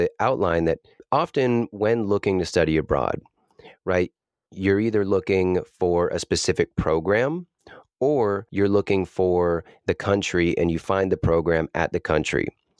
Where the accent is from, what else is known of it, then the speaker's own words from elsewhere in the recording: Boston, Massachusetts, United States; I'm originally from East Coast Boston area, and my sister attended college in Los Angeles